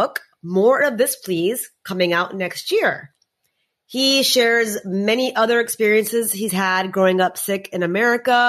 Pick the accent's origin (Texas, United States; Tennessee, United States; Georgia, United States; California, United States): Texas, United States; South; as an Indian girl from South Texas